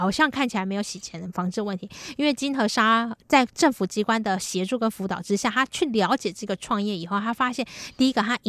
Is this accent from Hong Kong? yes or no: no; Taiwan; 身份跟我们台湾人比较不一样的